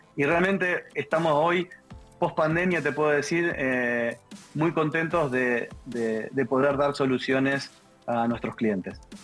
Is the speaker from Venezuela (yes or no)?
no; Argentina; algo que en Argentina usamos mucho, que es anulo mufa